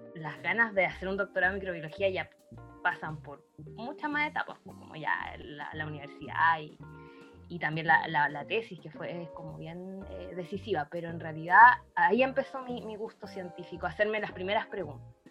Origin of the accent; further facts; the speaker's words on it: Iquique, Tarapacá, Chile; yo soy de Iquique